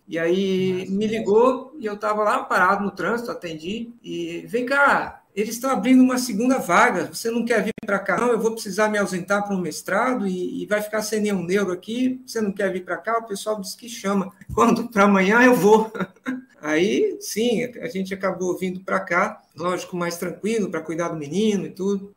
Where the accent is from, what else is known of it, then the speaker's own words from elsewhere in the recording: Vitória, Espírito Santo, Brazil; moved away as an adult; also born or lived in Catanduva / São Paulo; Eu sou de Vitória, no Espírito Santo, formei por lá, pela Santa Casa